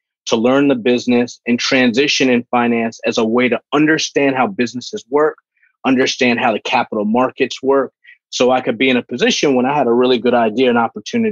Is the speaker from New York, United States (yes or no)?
yes; New Rochelle, New York, United States; also born or lived in Bronx, New York; I was born in the Bronx, grew up in Westchester County in a city called New Rochelle, New Rock City